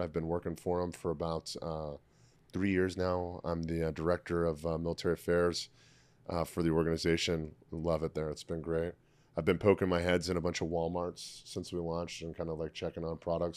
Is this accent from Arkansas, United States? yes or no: no; Tampa, Florida, United States; I opened up a CrossFit gym in my hometown of Tampa, Florida